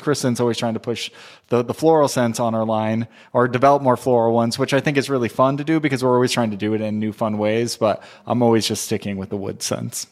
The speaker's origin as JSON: {"language": "English", "region": "Southern California", "country": "United States", "also_born_or_lived": "Texas", "moved": "as an adult", "said": "I'm from Southern California, but I moved to Texas in 2004"}